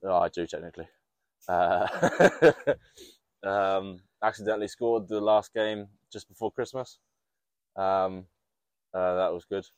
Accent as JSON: {"language": "English", "country": "New Zealand", "tie": "born or raised there", "moved": "yes", "lives_now": "England", "said": "I know the basics through growing up in New Zealand"}